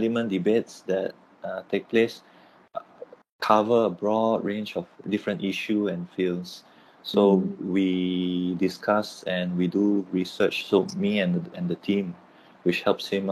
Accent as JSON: {"language": "English", "region": "Penang", "country": "Malaysia", "tie": "born or raised there", "also_born_or_lived": "Tehran, Iran / Singapore", "moved": "as an adult", "lives_now": "Kuala Lumpur, Malaysia", "said": "I'm from Penang. So I'm based in Kuala Lumpur right now, but I'm Penang"}